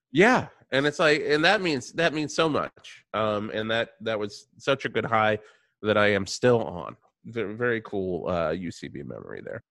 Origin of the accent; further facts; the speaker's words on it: Radford, Virginia, United States; I am from Virginia.